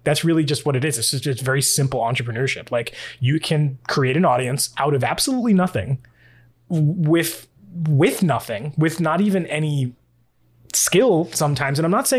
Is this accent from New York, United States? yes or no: yes; New York, United States; I'm coming from New York, you're coming from Massachusetts, even the Northeast in general, just not just New England, but the Northeast in general, we're very talkative people, we're very emotive people.